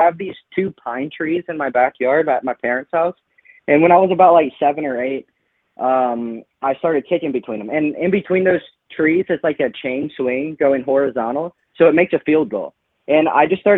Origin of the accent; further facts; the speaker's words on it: Lafayette, Louisiana, United States; moved away as an adult; now in Bay Area, United States; I went to Lafayette High